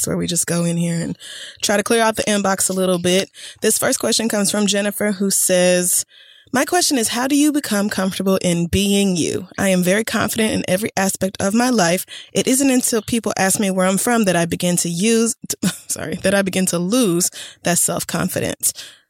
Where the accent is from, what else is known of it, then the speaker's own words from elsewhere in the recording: Chicago, Illinois, United States; I tell people I'm from Chicago, but if the person asking me where I'm from is from inner city Chicago, they are quick to tell me that I am not really from Chicago.